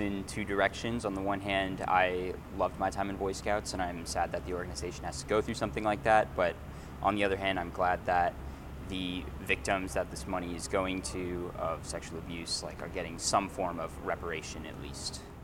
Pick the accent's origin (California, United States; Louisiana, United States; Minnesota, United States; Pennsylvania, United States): California, United States; was born and raised in California, but my family came here from Puerto Rico in the 80s